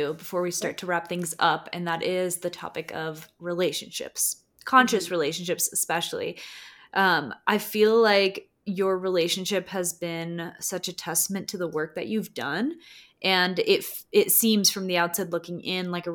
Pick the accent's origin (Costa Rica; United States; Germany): Costa Rica; moved away; growing up in Costa Rica